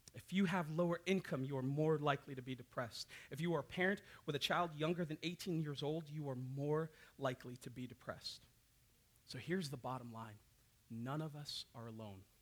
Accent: Hawaii, United States; now in Bellingham, United States; that's how I was raised down in Hawaii

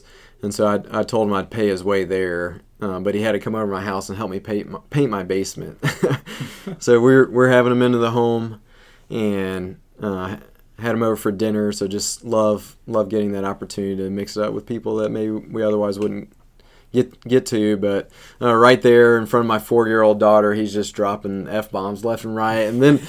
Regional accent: the South, United States; Well, I grew up in the South and came to Christ in college

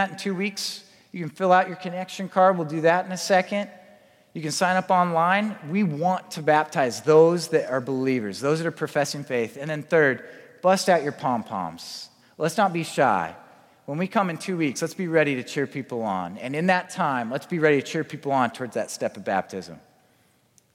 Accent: Spokane, Washington, United States; I grew up in Spokane

